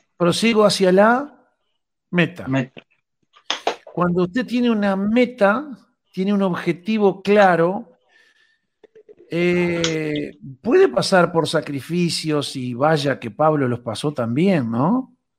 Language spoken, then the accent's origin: Spanish; Rocha, Uruguay; mi pueblo, en Rocha